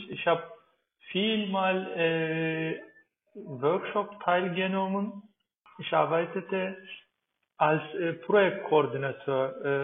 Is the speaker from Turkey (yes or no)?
yes; Turkey; German is a second language; moved away as an adult; now in Berlin, Germany; bin 38 Jahre alt. Ich komme aus der Türkei und bin in der Türkei geboren und aufgewachsen. Äh, und seit circa vier Jahren lebe ich in Deutschland, in Berlin. Ja, aber jetzt bin ich ein Berliner.